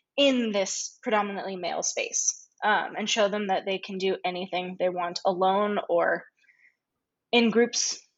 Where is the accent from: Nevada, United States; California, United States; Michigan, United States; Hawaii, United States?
Nevada, United States; around Tahoe on the Nevada side, United States; I was born in the Sierra Nevada mountains, just around Tahoe on the Nevada side.